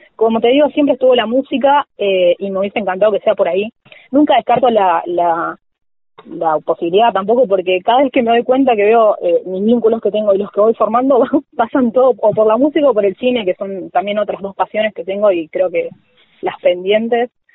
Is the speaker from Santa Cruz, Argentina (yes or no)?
no; Villa Martelli, Buenos Aires Province, Argentina; yo soy de Villa Martelli, eh, partido Vicente López, eh, ahí muy cerquita de Tecnópolis, de toda la vida. vivo acá y nací acá